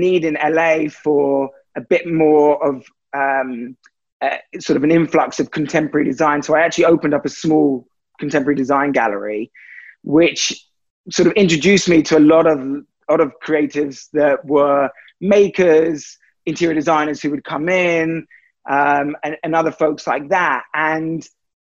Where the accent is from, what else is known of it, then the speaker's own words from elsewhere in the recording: London, United Kingdom; moved away as an adult; now in Los Angeles, United States; I'm originally from London.